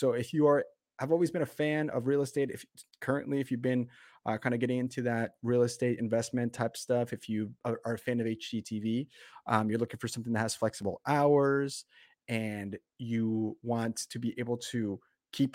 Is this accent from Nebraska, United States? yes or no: yes; Grand Island, Nebraska, United States; also born or lived in Colombia; We in Nebraska, I grew up in Nebraska in Grand Island, Nebraska.